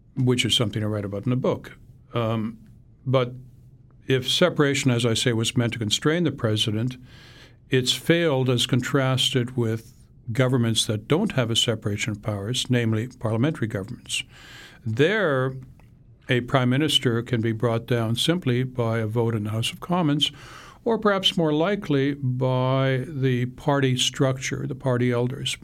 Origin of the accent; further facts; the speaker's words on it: Canada; now in United States; I wrote the book as a Canadian, but that I became last month an American